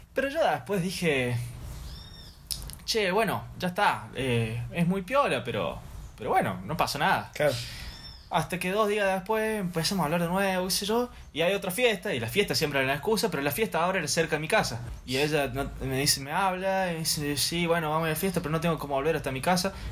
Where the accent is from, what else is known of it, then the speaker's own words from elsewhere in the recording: Córdoba, Argentina; acaso no soy el de Córdoba